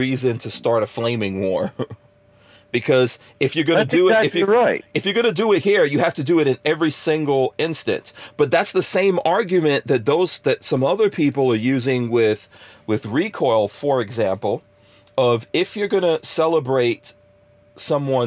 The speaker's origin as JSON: {"language": "English", "country": "Guyana", "tie": "born or raised there", "moved": "yes", "lives_now": "United States", "said": "I was born in Guyana"}